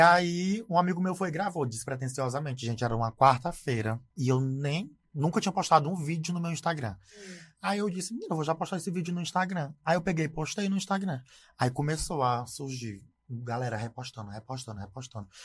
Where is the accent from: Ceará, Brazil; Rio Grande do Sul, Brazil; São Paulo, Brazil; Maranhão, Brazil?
Maranhão, Brazil; Imperatriz; also born or lived in Zé Doca, Maranhão; eu sou nascido aqui em Imperatriz. É, morei aqui em Imperatriz até em 2000.